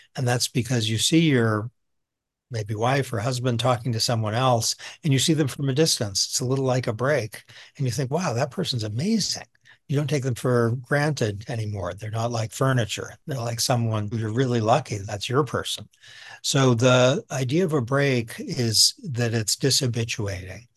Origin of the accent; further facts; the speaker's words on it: outside of Boston, Massachusetts, United States; moved away; also born or lived in New York; I'm a suburban kid. I was raised outside of Boston